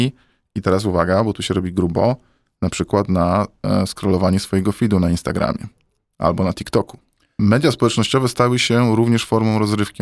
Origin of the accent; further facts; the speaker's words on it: Poland; now in Warsaw, Poland; jestem chłopcem z Polski